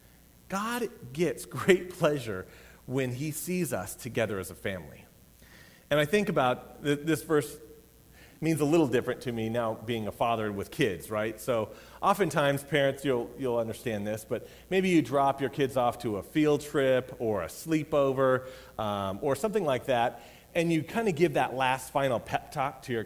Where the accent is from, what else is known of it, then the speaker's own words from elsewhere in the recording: Colorado, United States; I was raised in Colorado